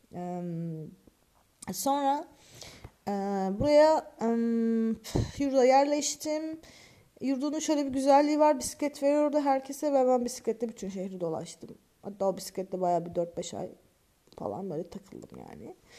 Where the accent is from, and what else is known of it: Turkey; moved away as an adult